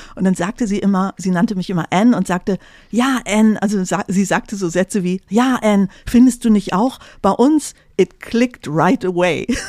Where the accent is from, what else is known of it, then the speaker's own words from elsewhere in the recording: Tecklenburger Land, North Rhine-Westphalia, Germany; accent: Plattdeutsch; now in Cologne, Germany; Ich komme aus dem Tecklenburger Land